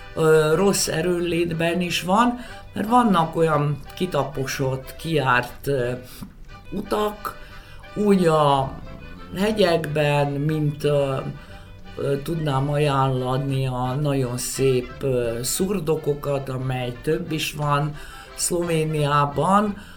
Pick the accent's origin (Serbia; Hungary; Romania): Serbia; Vojvodina; mint vajdasági panonségsági létemre